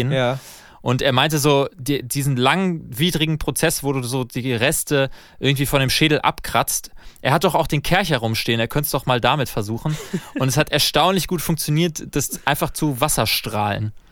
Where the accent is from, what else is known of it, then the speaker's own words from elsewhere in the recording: Germany; Ja, also ich als Deutscher